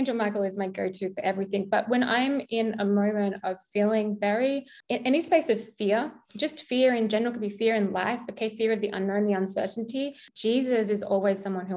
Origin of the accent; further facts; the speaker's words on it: Australia; accent: Australian; my Australian accent